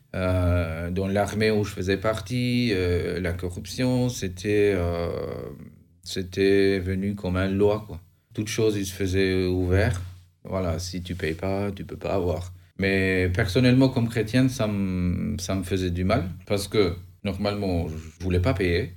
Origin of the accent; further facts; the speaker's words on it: Albania; moved away as an adult; now in France; Je viens d'Albanie, j'ai 36 ans. Je suis parti de l'Albanie